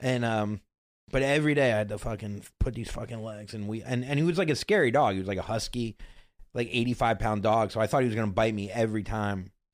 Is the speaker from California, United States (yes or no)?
no; Florida, United States; moved away as an adult; now in New York, United States; I'm from Florida, born and raised, if you can't tell.